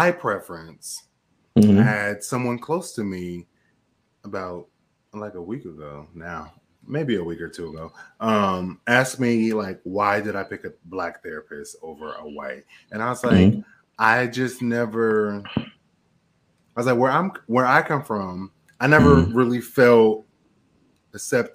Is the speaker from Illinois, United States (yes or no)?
no; Portland, Oregon, United States; moved away as an adult; Growing up in Portland, Oregon.